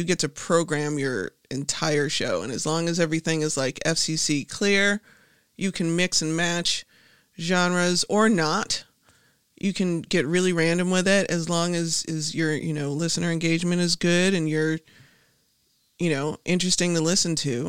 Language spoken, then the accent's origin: English; Chicago, Illinois, United States; South side of Chicago.